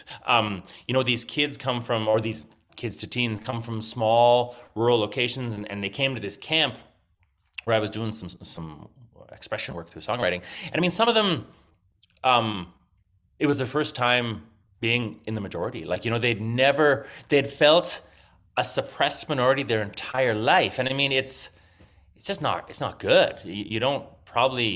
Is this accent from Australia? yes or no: no; a small farming town north of Regina, Saskatchewan, Canada; I actually grew up in a small farming town north of Regina